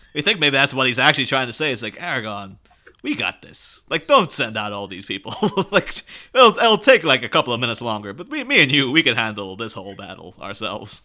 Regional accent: Ireland; I'm Irish myself

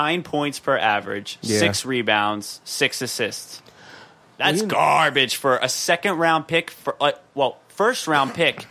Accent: Philadelphia, Pennsylvania, United States; I'm from Philadelphia.

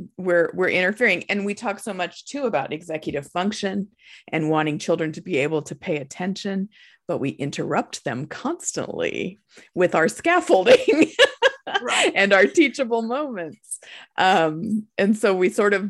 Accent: Nebraska, United States; we're from Nebraska, and the Nebraska Cornhuskers are our football team

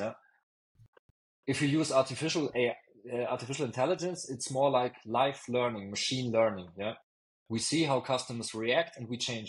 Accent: Bavaria, Germany; also born or lived in Munich; I'm from Bavaria, and I'm obviously also a proud Bavarian, and I'm proud to live here in Munich

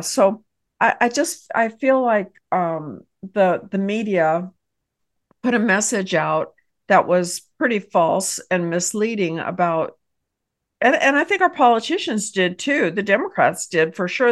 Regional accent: Texas, United States; I am a business owner, and I hail from Texas

